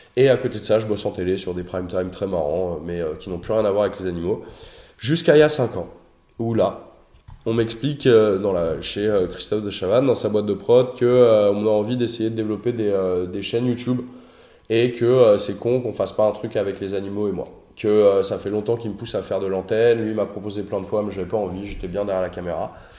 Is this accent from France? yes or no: yes; Noisy-le-Roi, Île-de-France, France; also born or lived in Suresnes / Nanterre; now in Paris, France; Je suis né à Suresnes, en banlieue parisienne. J'ai grandi en banlieue parisienne, euh, dans une petite euh, bourgade charmante qui s'appelle Noisy-le-Roi